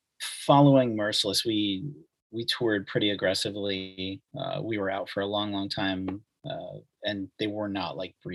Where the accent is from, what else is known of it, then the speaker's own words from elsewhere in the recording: Mechanicville, New York, United States; also born or lived in Albany, United States / Brooklyn, United States / Philadelphia, United States; Yeah, I'm from Mechanicville, once visited by Steve Carell. I lived in Albany. I lived in Brooklyn, worked on Manhattan for a while, lived in Philly, lived on the main line in PA, Norristown, Audubon, et cetera.